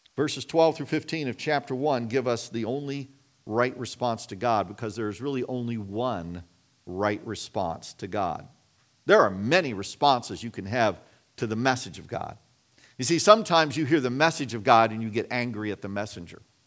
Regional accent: Kansas, United States; I grew up in Kansas

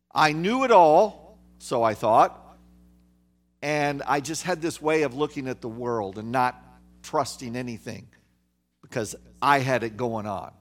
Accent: Kansas, United States; I grew up in Kansas, okay, the, near the geographical center of the United States

